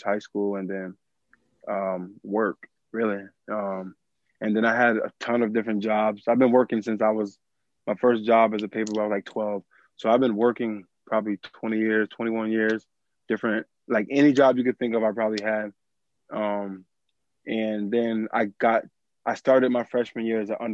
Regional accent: Springfield, Massachusetts, United States; I am born and raised in Springfield, Massachusetts

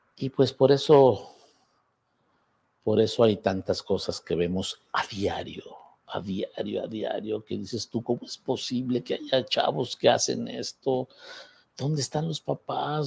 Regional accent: Zacatecas, Mexico; antes de venir a mi tierra de magistrado

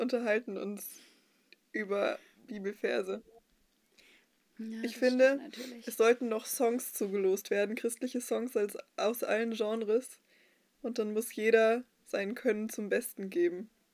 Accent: Dortmund, North Rhine-Westphalia, Germany; in meiner Heimatgemeinde in Dortmund, als ich selber noch Teenkreis-Teilnehmerin war

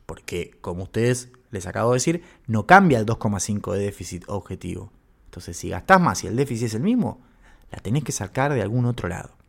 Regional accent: Argentina

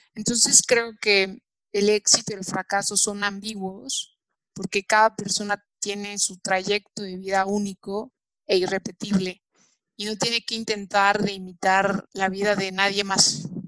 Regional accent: Mexico; como mexicanos

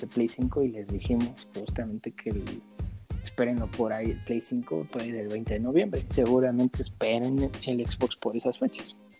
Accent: Mexico; nosotros los mexicanos

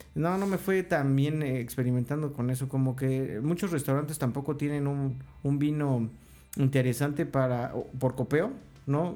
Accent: Mexico; soy de México

